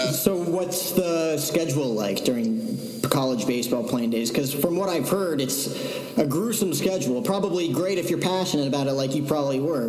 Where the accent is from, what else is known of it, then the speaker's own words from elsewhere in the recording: New Jersey, United States; moved away; I'm from Jersey